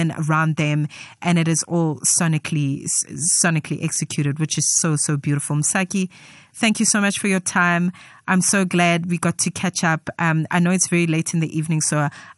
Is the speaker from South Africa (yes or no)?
yes; Soweto, Gauteng, South Africa; I'm a girl from Soweto, ke Motswana